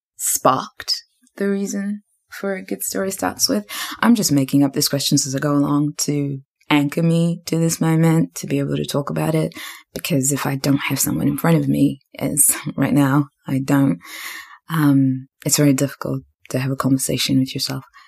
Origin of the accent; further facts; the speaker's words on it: New Zealand; moved away as an adult; also born or lived in Zimbabwe; now in Australia; I grew up in Zimbabwe and left, and we left Zimbabwe when I was 11, but I grew up in New Zealand, and now I live in Australia.